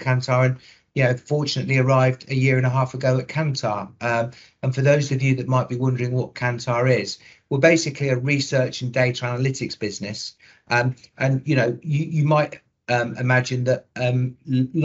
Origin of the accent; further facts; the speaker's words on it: Coventry, West Midlands, United Kingdom; accent: Midlands; will detect a Midlands accent. So I was born in Coventry